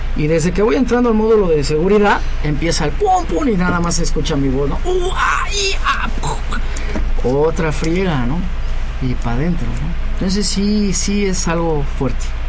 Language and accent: Spanish; Mexico; yo creo en mi país, creo en México